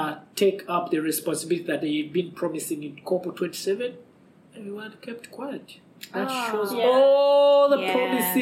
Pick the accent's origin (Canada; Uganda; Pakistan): Uganda; Kampala, Central Region; I come from, I live in Kampala